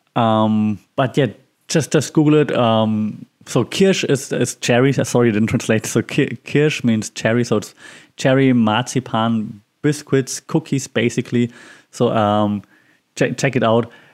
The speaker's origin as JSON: {"language": "English", "region": "Bavaria", "country": "Germany", "tie": "born or raised there", "second_language": "English", "said": "I'm from Bavaria"}